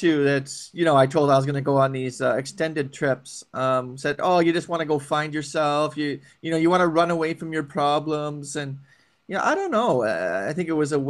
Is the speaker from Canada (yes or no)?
yes; Vancouver, British Columbia, Canada; growing up in Vancouver